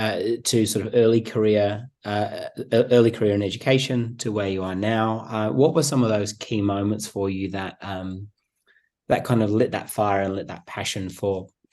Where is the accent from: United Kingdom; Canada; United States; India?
United Kingdom; England; born there; I was born in England